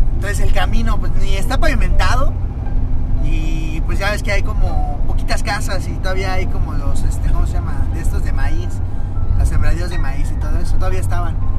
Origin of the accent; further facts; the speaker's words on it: Cancún, Quintana Roo, Mexico; now in Mexico City, Mexico; De donde yo soy, de la ciudad de Cancún, eh, es, un lugar maya, eh, Quintana Roo